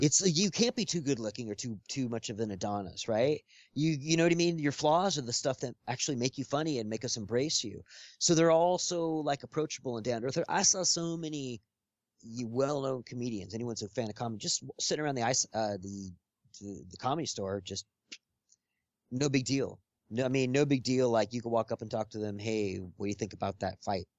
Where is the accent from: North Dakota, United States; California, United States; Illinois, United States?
California, United States; Los Angeles; growing up here